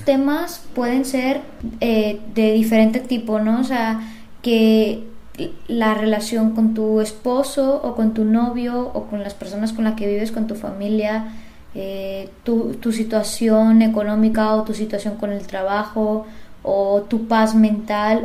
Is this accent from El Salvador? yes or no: no; Monterrey, Nuevo León, Mexico; yo soy de Monterrey, formo parte del área metropolitana